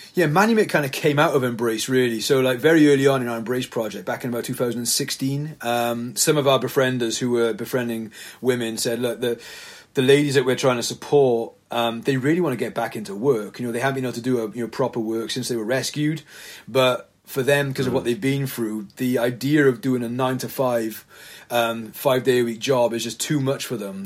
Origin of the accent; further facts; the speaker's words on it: the Valleys, Wales, United Kingdom; moved away as an adult; now in Cardiff, United Kingdom; I was a pastor up in the valleys in my hometown from about 2007